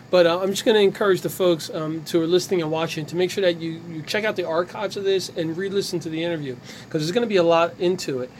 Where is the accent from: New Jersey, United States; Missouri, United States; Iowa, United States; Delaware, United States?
New Jersey, United States; Ewing Township; we're all from Ewing Township